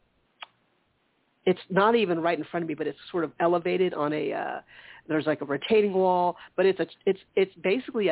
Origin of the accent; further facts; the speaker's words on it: Charleston, United States; moved away; the Charleston area, back my hometown area